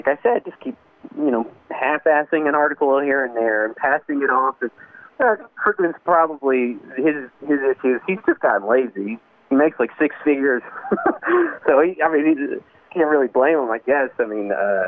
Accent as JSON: {"language": "English", "country": "United States", "tie": "born or raised there", "said": "especially in rural America. I, of course, I didn't grow up anywhere else"}